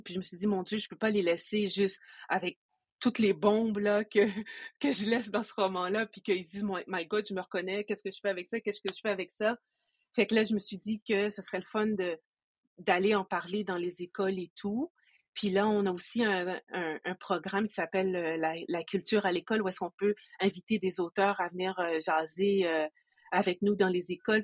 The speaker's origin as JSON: {"language": "French", "region": "Quebec", "country": "Canada", "tie": "born or raised there", "said": "je suis une personne qui est d'origine haïtienne, je suis née au Québec"}